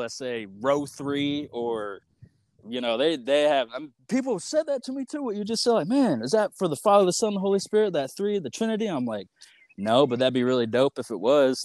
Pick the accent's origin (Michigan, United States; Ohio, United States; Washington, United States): Michigan, United States; moved away as an adult; also born or lived in Lawrence, Kansas; I'm from Michigan, and the college I went to is in Lawrence, Kansas.